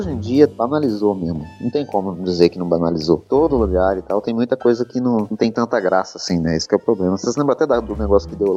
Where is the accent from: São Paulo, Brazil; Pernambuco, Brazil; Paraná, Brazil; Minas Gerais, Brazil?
Minas Gerais, Brazil; Belo Horizonte; eu sou, eu sou de, de Minas, de BH